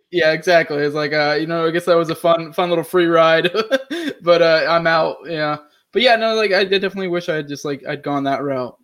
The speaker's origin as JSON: {"language": "English", "region": "Maine", "country": "United States", "said": "I'm actually originally from Maine as well"}